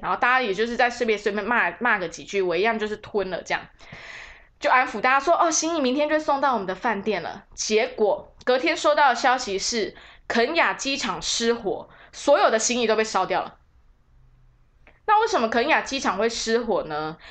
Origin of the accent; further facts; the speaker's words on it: Taiwan; 我就身为台湾人哈